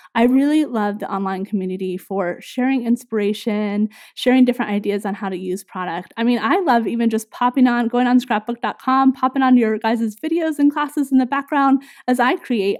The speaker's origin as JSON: {"language": "English", "region": "Northern California", "country": "United States", "tie": "born or raised there", "also_born_or_lived": "Minnesota", "moved": "as an adult", "said": "we grew up in Northern California"}